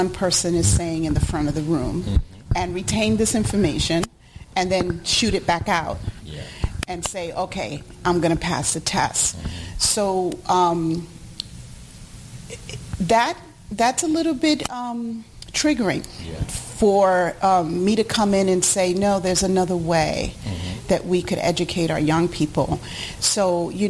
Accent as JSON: {"language": "English", "town": "New York City", "region": "New York", "country": "United States", "tie": "born or raised there", "also_born_or_lived": "Puerto Rico", "said": "I was born in Puerto Rico, but I was raised in Harlem, New York"}